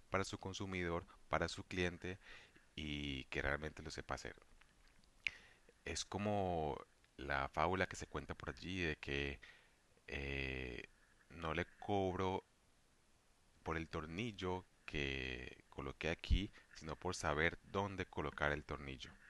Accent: Valle del Cauca, Colombia; soy policista vallecaucano

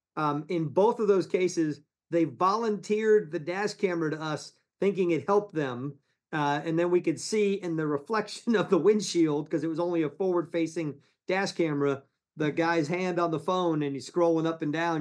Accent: Ponce Inlet, Florida, United States; also born or lived in New York / Palm Beach, Florida; We grew up in Ponce Inlet

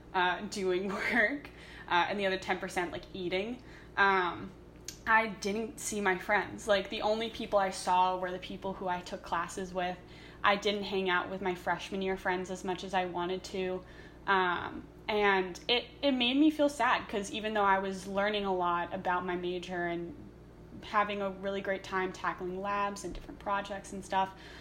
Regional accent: New York City, New York, United States; moved away as an adult; now in Ithaca, United States; I had lived in New York City my entire life

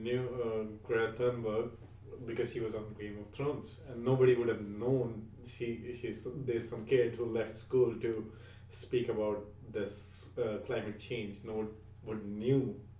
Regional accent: India; now in Canada; I'm from India

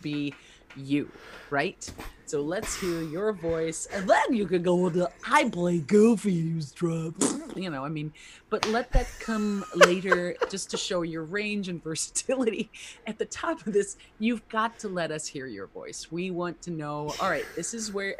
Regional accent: New Jersey, United States; I'm from Jersey

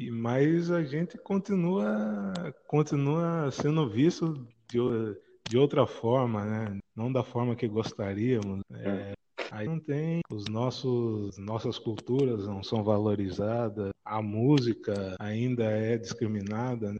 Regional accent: Piracicaba, São Paulo, Brazil; now in Tatuí, Brazil; Eu nasci em Piracicaba

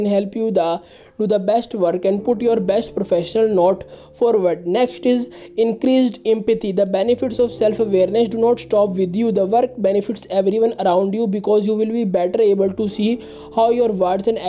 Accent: India; I am from India

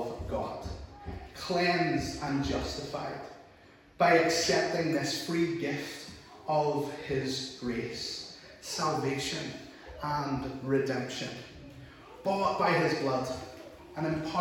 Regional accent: Larne, Northern Ireland, United Kingdom; accent: Northern Irish; I'm from Lauren

